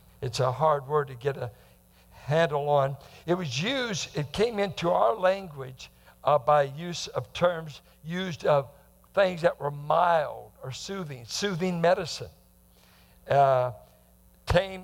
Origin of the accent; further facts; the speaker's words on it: Bay Area, California, United States; growing up in the Bay Area, growing up with a psyche that guys are going to mess with you